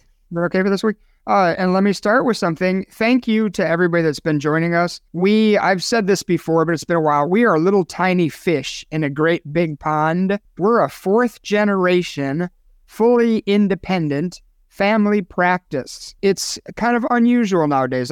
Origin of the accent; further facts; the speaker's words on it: Chicago, Illinois, United States; now in Sun City, United States; Chicago, Illinois, my hometown